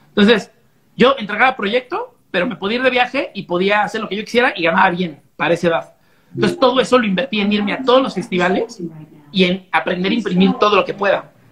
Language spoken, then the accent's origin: Spanish; Monterrey, Nuevo León, Mexico; Y era como, ah, yo soy de Monterrey, pero cuando vengo y toco, toco también con los Austin, ¿no?